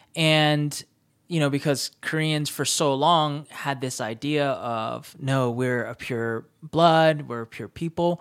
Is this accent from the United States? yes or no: yes; United States; growing up in the States